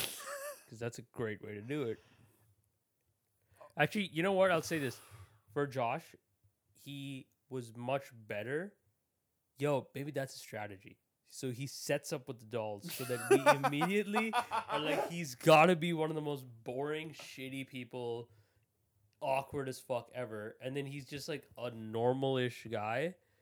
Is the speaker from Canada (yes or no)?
no; India; It was just me being Indian.